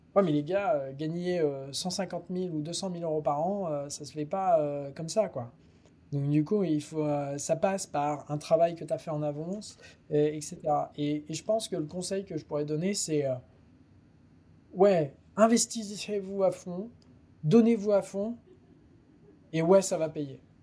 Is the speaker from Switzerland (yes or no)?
no; France; en tant que bon français